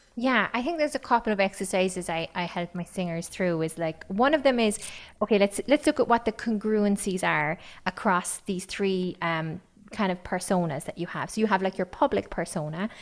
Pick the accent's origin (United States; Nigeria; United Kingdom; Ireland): Ireland; County Kerry, Munster; accent: Kerry; I have an accent because I grew up on County Kerry and everybody spoke like me there.